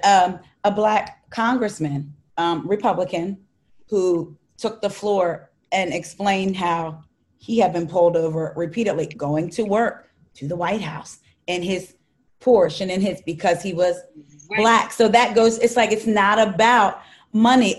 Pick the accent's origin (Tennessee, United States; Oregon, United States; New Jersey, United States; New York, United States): New Jersey, United States; I'm from South Jersey